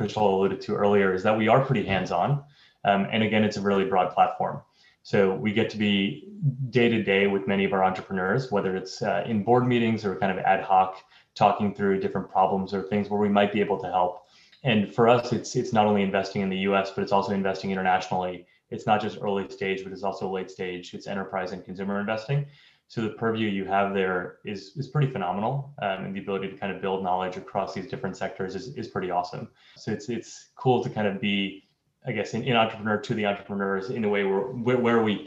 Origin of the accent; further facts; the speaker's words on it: New York, United States; moved away as an adult; I'm originally from New York